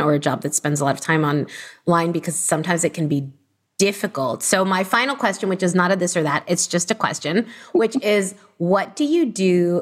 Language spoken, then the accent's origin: English; Miami, Florida, United States; I also grew up in Miami, Florida